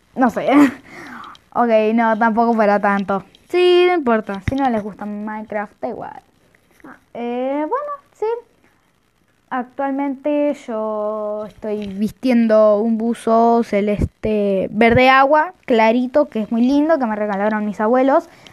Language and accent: Spanish; Argentina; soy de Argentina